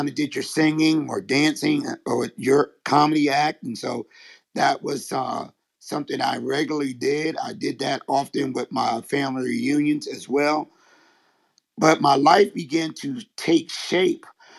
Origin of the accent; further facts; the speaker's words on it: Philadelphia, Pennsylvania, United States; I am from Philadelphia, Pennsylvania